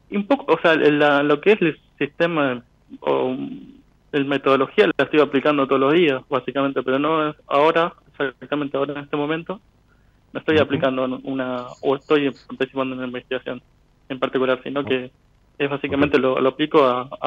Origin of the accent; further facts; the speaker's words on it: Venado Tuerto, Santa Fe, Argentina; Eh, mira, yo soy, nací en Canal, viví en Nado Tuerto y ahora estoy viviendo al sur de Córdoba.